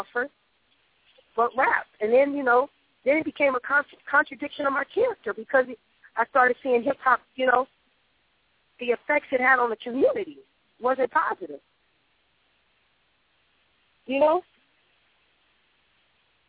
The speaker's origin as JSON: {"language": "English", "town": "Los Angeles", "region": "California", "country": "United States", "said": "I was from South Central, L.A."}